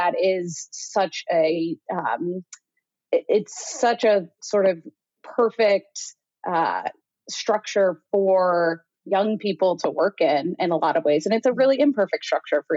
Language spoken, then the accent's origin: English; Indiana, United States; moved away as an adult; also born or lived in Chicago / New York; Born and raised in Indiana, had lived in Chicago for 6 years after graduating from Ball State, and then moved to New York, where I lived for another 6.5 years